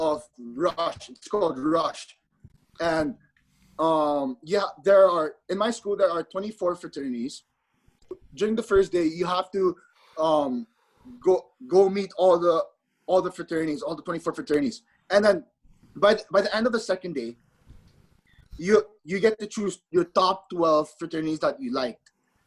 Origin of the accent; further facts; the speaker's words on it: Philippines; now in Arizona, United States; the fact I'm not from Arizona, the fact I'm from the Philippines, I was culture shocked when I moved to Arizona.